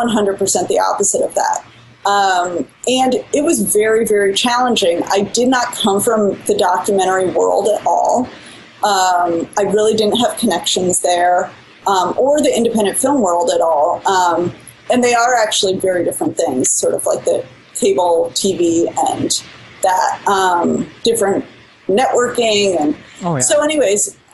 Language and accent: English; Midwest, United States; we're all from the Midwest and have this consistent language, sort of pacing and little phrasings that are really common in the Midwest